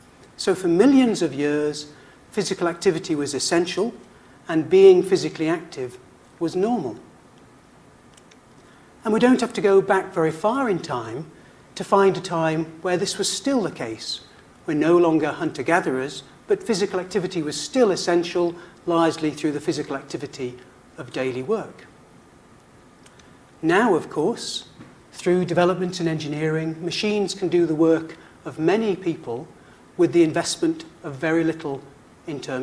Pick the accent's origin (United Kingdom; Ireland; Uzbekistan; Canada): United Kingdom; moved away as an adult; Being British